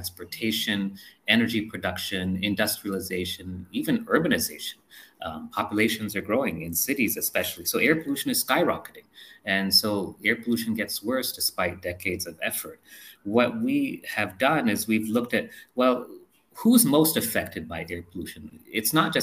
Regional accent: India; moved away; also born or lived in United States; I came here because I wanted to serve the country. I wanted to make things better for my fellow Indian.

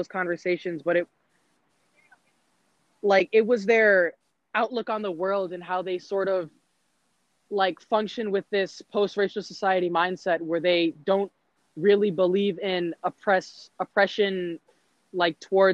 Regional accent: United States; being a Black individual growing up in America

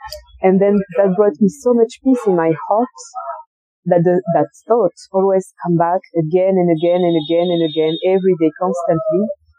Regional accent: France; English is a second language; also born or lived in Colombia; I'm French. {S1} mm. {S2} Maybe you could notice it with my accent. I was born in Colombia and was adopted. I was a baby and arrived in France.

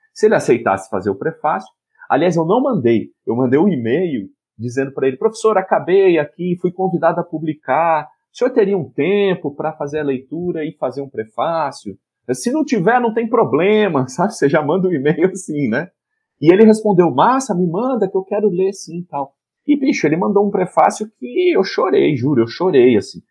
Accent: Piracicaba, São Paulo, Brazil; moved away as an adult; now in Recife, Brazil; eu sou de São Paulo nascido, mas moro em Recife

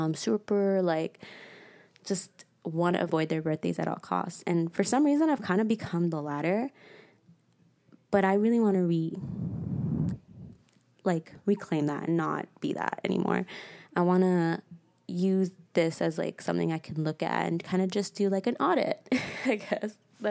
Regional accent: St. Louis, Missouri, United States; born there; I was born in the States, which is random. And even more random, it was in St. Louis, Missouri.

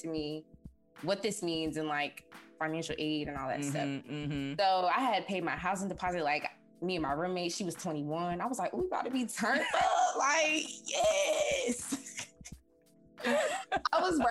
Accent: Raleigh, North Carolina, United States; I'm from Raleigh, North Carolina

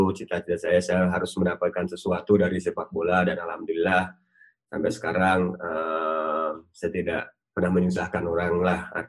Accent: Magelang, Central Java, Indonesia; saya juga asli Magelang

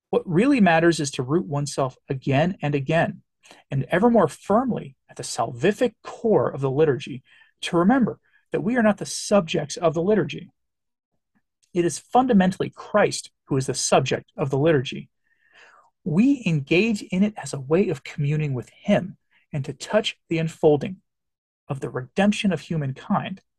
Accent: England, United Kingdom; I always think that for me as an Englishman, as a great example to me is our history our Reformation history

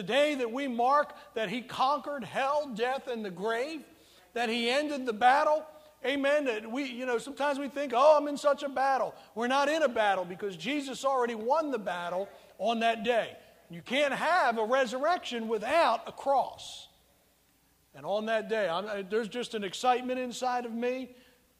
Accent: United States; I'm not born in communist China, but I was born in America

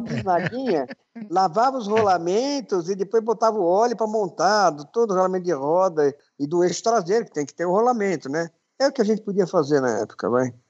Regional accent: São Paulo, Brazil; Sou, sou, nasci aqui em São Paulo.

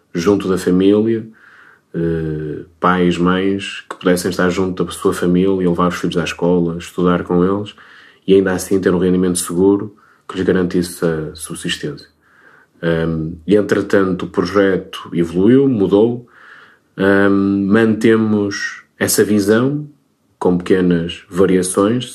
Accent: Minho, Portugal; sendo minhoto

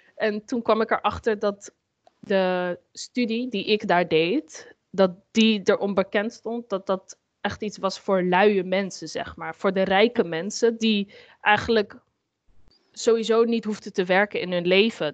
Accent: Amsterdam, North Holland, Netherlands; ik ben zelf eh, opgegroeid in Amsterdam. En mhm. ehm, ja, Amsterdam-West

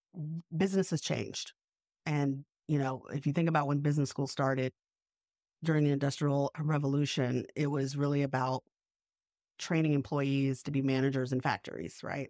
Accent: the South, United States; also born or lived in New York; now in Savannah, United States; I grew up mostly in the South

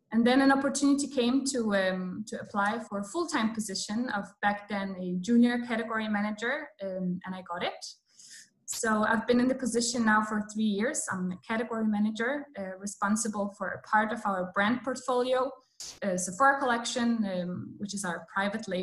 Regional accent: Poland; moved away as an adult; now in Copenhagen, Denmark; I come from Poland and I came to Denmark to study 6.5 years ago.

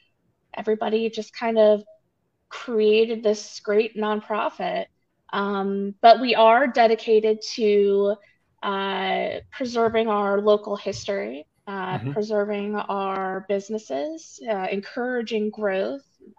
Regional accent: Montgomery County, Pennsylvania, United States; now in Boyertown, United States; Yeah, so I grew up in the area. I am not from Boyertown originally, but I did grow up in the Montgomery County, so I'm familiar with Boyertown. A couple of years ago, I moved to Boyertown.

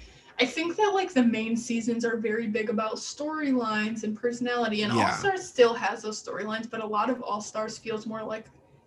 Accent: Michigan, United States; I'm from Michigan. I say pop.

